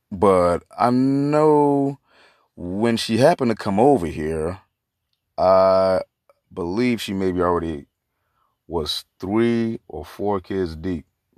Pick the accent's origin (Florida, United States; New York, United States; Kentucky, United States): Florida, United States; Opa-locka; also born or lived in Miami; I'm a Jamaican and Cuban mix, born out of Jackson Memorial Hospital in Miami, Florida, raised in Opa-locka.